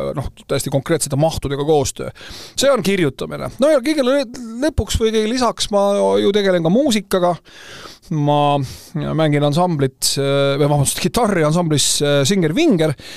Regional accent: Tallinn, Harju County, Estonia; moved away as an adult; Tallinn on minu sünnilinn

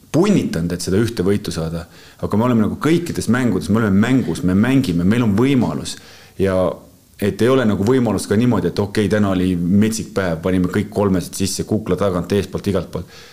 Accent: Estonia; ma olen muidugi eestlane

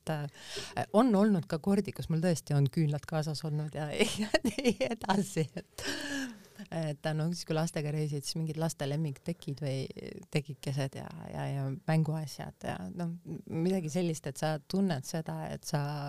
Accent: Tallinn, Harju County, Estonia; also born or lived in Lasnamäe, Tallinn; ma oma varasemas lapsepõlves ma elasin Kadriorus

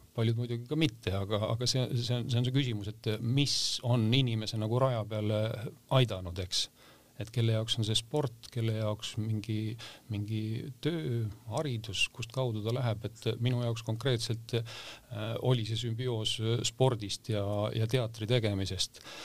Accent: Valtu, Rapla County, Estonia; moved away; ma olen maakohast äh, pärit Raplamaalt äh, Valtust ja, ja seal seal koolis käinud

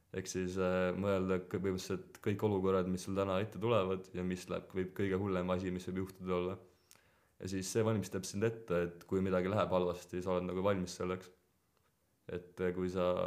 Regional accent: Estonia; ma olen siin sündinud ja see on alati oluline osa minu elust

